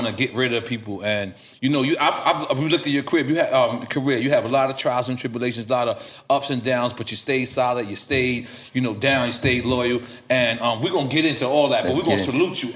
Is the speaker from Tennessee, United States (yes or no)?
no; New York City, New York, United States; I'm from Left Rack